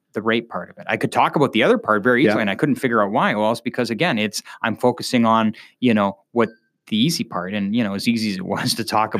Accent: Kingston, Ontario, Canada; I'm from Kingston

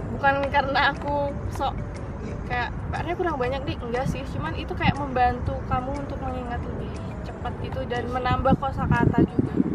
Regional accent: Indonesia; moved away; kita sebagai orang Indo

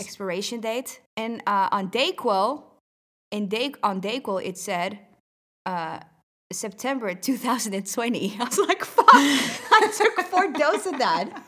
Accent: Netherlands; I'm from the Netherlands

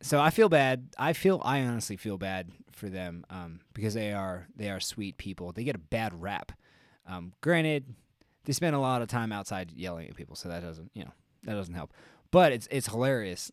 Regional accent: Albuquerque, New Mexico, United States

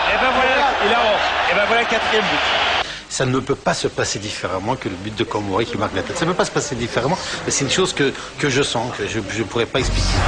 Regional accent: Paris, Île-de-France, France; En tant que Parisien, on est, on est sur notre nuage.

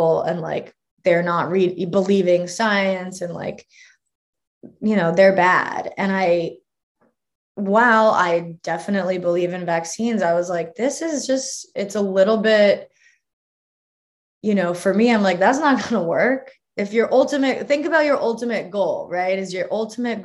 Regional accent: California, United States; I'm from California, and so I'm like, you know, indoctrinated in sort of pseudo hippie culture

